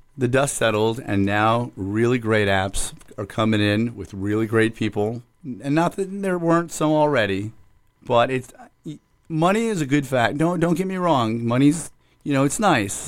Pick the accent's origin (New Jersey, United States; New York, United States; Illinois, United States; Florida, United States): Florida, United States; Hollywood; I, uh, was born and raised in the city of Hollywood and still reside in the city of Hollywood.